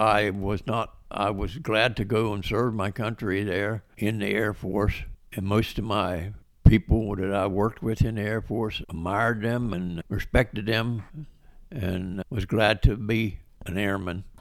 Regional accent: West Virginia, United States; also born or lived in Baltimore, Maryland / Nashville, Tennessee; I was born in Baltimore, Maryland, and moved to West Virginia with my parents in nineteen fifty-eight. I went to s, high school in West Virginia

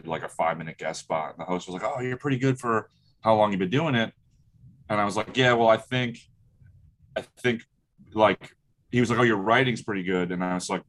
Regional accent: Brick, New Jersey, United States; I'm from Brick, New Jersey

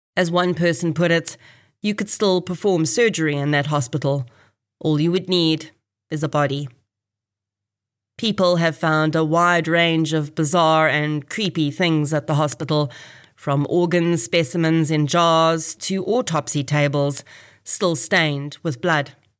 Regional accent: Kempton Park, Gauteng, South Africa; I was actually born in this hospital in September nineteen eighty.

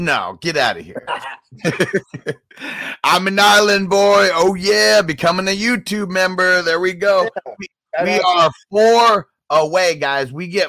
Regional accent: Honolulu, Hawaii, United States; now in Spokane, United States; And I'm an island boy. So I'm from Honolulu, but I live in Spokane, Washington now.

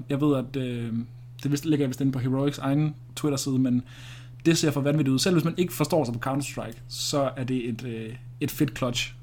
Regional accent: Denmark

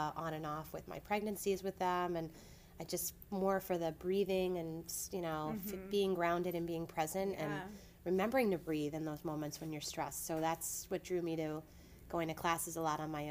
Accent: Lower Westchester County, New York, United States; also born or lived in Boston, Massachusetts; I grew up in Lower Westchester County

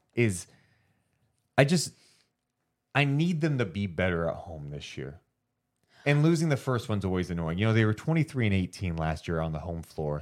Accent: Sacramento, California, United States; I'm from Sacramento

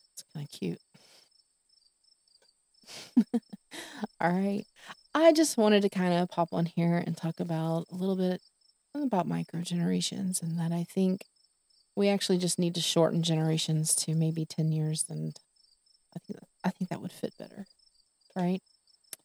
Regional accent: Texas, United States; I'm from Texas

